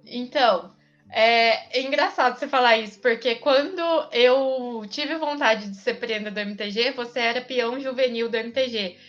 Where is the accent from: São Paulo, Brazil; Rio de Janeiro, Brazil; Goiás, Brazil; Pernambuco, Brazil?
São Paulo, Brazil; interior of São Paulo state, Brazil; eu sou do interior